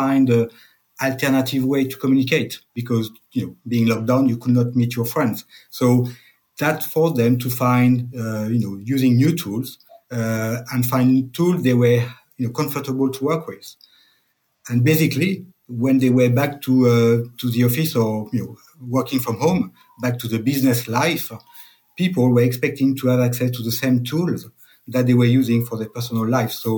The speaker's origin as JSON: {"language": "English", "country": "France", "accent": "French", "second_language": "English", "said": "I'm French, as you can tell by my accent."}